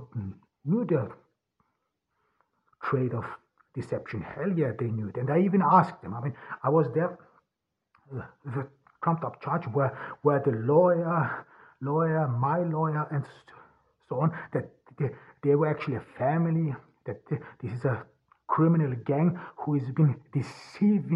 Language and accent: English; Turkey; also born or lived in Austria; here in Turkey, even here in my hometown